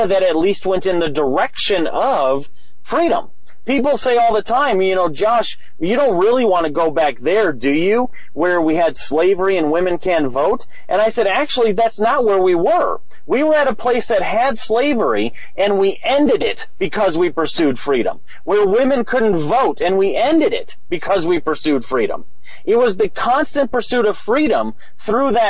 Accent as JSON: {"language": "English", "town": "Madison", "region": "Wisconsin", "country": "United States", "said": "I'm from Madison, Wisconsin, you know, home of hippies and all that sort of stuff"}